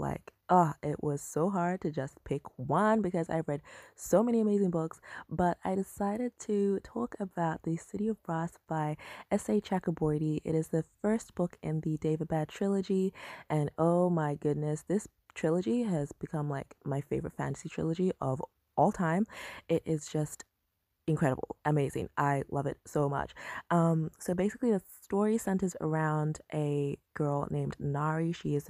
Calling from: Perth, Western Australia, Australia; I am listening in from Perth, Australia.

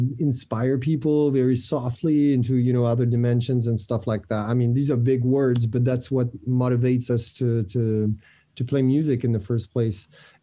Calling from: France; From France.

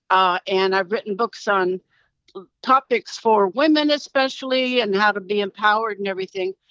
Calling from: California, United States; I'm calling in from California.

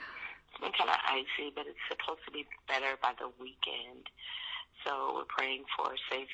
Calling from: St. Louis, Missouri, United States; I'm calling from St. Louis, Missouri.

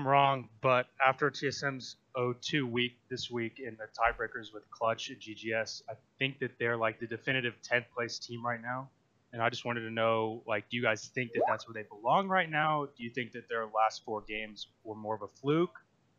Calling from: Fayetteville, Arkansas, United States; I'm calling from Fayetteville, Arkansas.

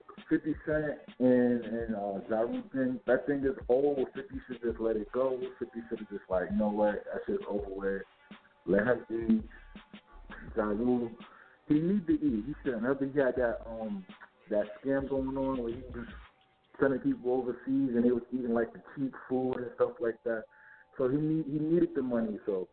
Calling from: New York City, New York, United States; I'm calling from Brooklyn.

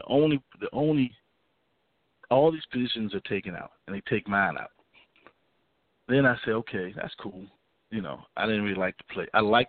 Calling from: Richmond, Virginia, United States; from Richmond.

